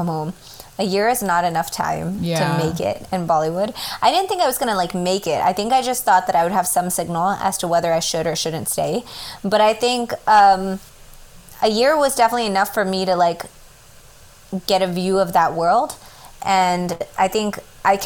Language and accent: English; United States; as an American